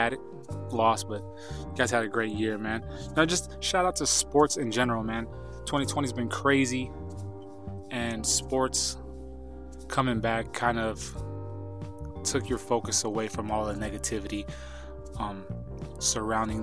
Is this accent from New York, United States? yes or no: no; Idaho, United States; moved away; my hometown or a town near mine back in Idaho